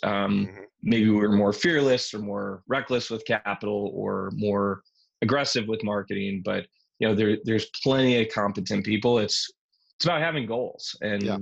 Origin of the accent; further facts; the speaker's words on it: St. Paul, Minnesota, United States; moved away; I grew up in St. Paul, Minnesota